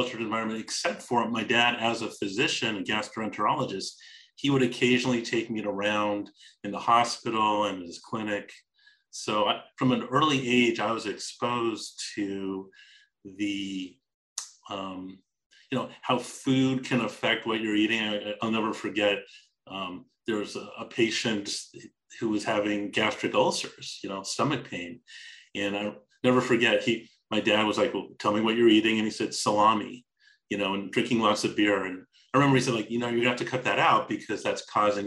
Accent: Los Angeles, California, United States; growing up in Los Angeles

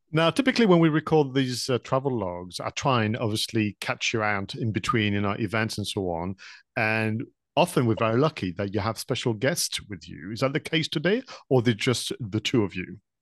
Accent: France; English is a second language; moved away; when I was studying, uh, English back in France

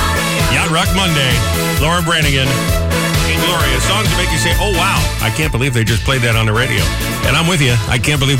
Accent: New England, United States; now in New Jersey, United States; I'm not from Boston. I'm from New England. There's a difference.

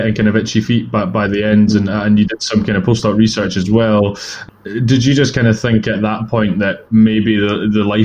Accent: Edinburgh, Scotland, United Kingdom; I'm from Edinburgh

